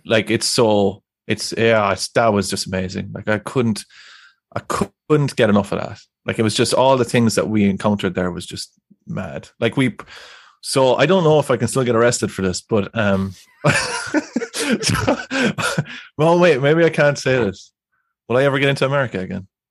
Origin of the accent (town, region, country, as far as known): Ireland